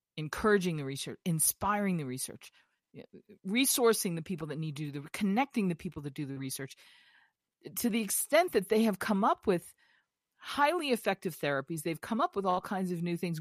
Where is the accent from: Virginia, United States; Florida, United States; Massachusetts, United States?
Massachusetts, United States; when I was a kid growing up in Massachusetts on Heartbreak Hill, during the Boston Marathon